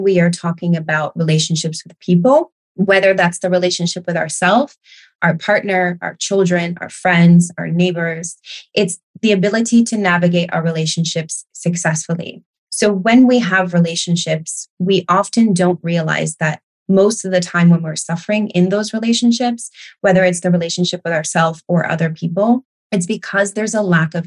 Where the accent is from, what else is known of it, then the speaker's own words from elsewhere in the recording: United States; also born or lived in Barcelona, Spain; now in United Kingdom; I am from the United States.